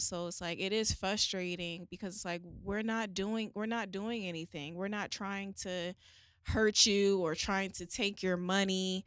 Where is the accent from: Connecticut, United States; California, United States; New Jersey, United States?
Connecticut, United States; New Haven; moved away; New Haven, Connecticut, my hometown